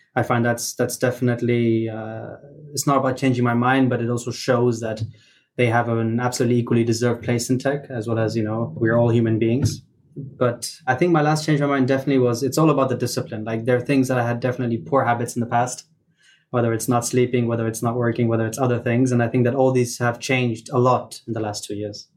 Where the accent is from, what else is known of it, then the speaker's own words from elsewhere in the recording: Luxembourg; I'm born and brought up in Luxembourg. I'm in Luxembourg